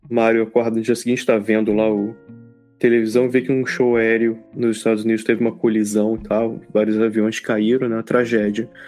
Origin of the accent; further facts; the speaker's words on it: Rio de Janeiro, Brazil; a gente pô, cresci lá no, no Rio, né, e tal.